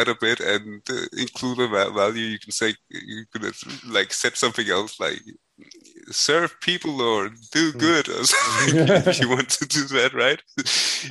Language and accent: English; Denmark; here in Denmark we have this huge production of pigs. So we have to eat a lot of pork